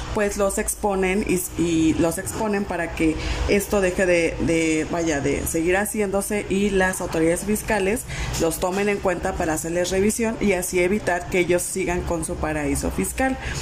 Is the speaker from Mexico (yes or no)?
yes; Mexico; A nosotros como mexicanos